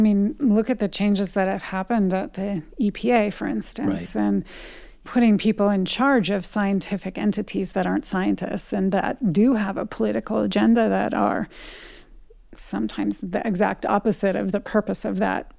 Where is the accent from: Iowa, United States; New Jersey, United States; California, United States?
California, United States; I come from a family, I'm from California, but my dad is a huge hunter.